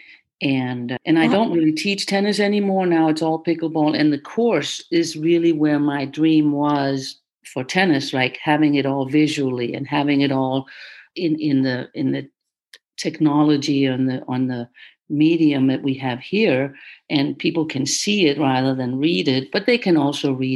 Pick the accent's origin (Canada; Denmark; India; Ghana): Denmark; now in United States; I was born in Denmark and I became the top junior player there early on